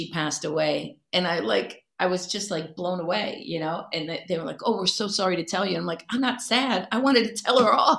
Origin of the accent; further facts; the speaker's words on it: Cleveland, Ohio, United States; moved away; originally I'm from Cleveland and I'm a Browns fan